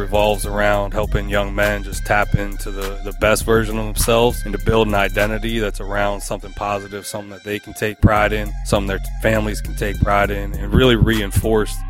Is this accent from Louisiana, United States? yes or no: no; Pittsburgh, Pennsylvania, United States; now in Chicago, United States; I'm from Pittsburgh in western Pennsylvania